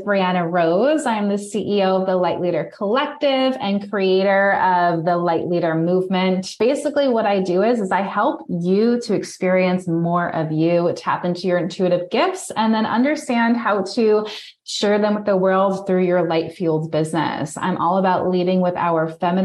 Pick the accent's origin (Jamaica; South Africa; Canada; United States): United States; New York; moved away; I'm originally from New York